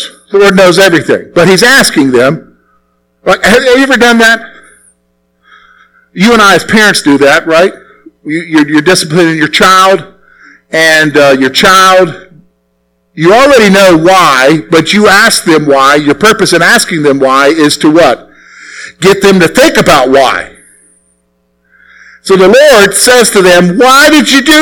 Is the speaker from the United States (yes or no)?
yes; South Carolina, United States; moved away as an adult; also born or lived in Plumville, Pennsylvania; I'm from the South. Okay, so I'm from South Carolina